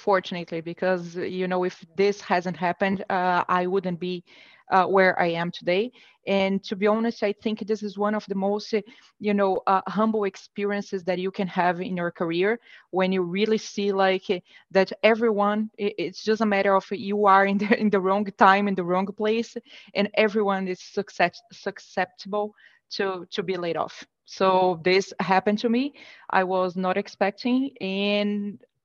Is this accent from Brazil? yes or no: yes; Brazil; moved away as an adult; now in United States; I'm born and raised in Brazil, and about 7, 8 years ago, I moved to the US